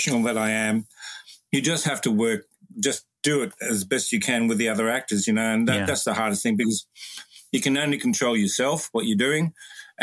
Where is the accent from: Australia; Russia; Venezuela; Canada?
Australia; also born or lived in Wales; I was born in Wales and moved to Australia when I was a kid, 6 years old. That's why I sound the way